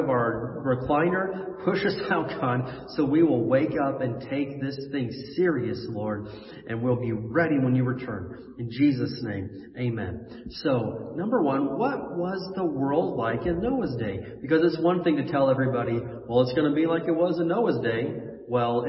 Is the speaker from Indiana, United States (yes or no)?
yes; Indiana, United States; moved away; I remember as a kid growing up in the Midwest in Indiana, we would get actual snowstorms.